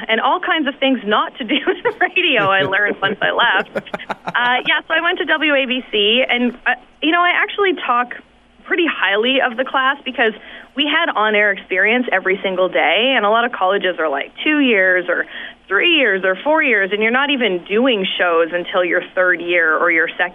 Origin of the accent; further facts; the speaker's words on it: Saskatoon, Saskatchewan, Canada; moved away as an adult; also born or lived in The Pas, Manitoba / North Battleford, Saskatchewan / Calgary, Alberta; now in Toronto, Canada; growing up in Saskatoon